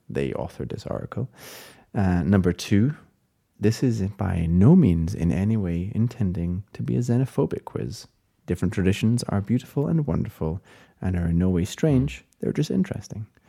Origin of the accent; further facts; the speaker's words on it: Scotland, United Kingdom; as a Scottish person